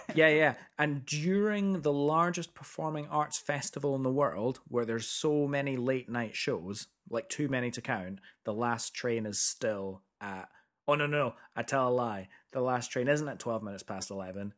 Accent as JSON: {"language": "English", "town": "Edinburgh", "region": "Scotland", "country": "United Kingdom", "tie": "born or raised there", "also_born_or_lived": "America", "moved": "yes", "said": "we grew up in Edinburgh"}